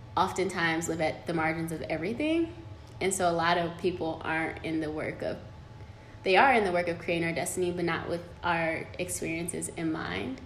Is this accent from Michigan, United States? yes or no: yes; Detroit, Michigan, United States; The hood definitely raised me. Um, like, I'm from Detroit City